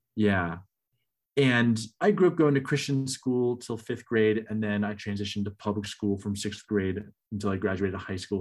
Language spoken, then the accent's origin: English; Northern California, United States; moved away as an adult; now in Michigan, United States; I grew up in Northern California and I love Northern California